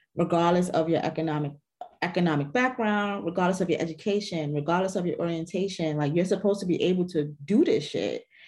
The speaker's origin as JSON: {"language": "English", "town": "New York City", "region": "New York", "country": "United States", "said": "I am from the Bronx"}